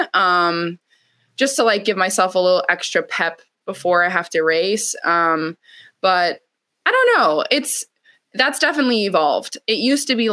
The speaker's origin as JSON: {"language": "English", "region": "Wisconsin", "country": "United States", "said": "I'm from Wisconsin"}